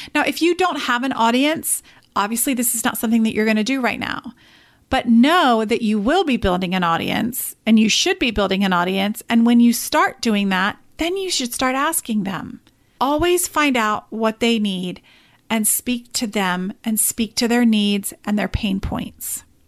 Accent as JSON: {"language": "English", "region": "England", "country": "United Kingdom", "moved": "yes", "said": "I am actually originally from England"}